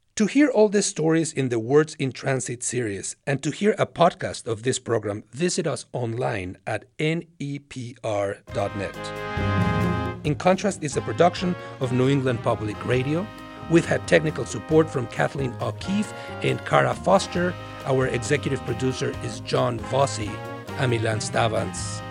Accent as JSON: {"language": "English", "country": "Mexico", "second_language": "English", "moved": "yes", "lives_now": "United States", "said": "I am an immigrant from Mexico"}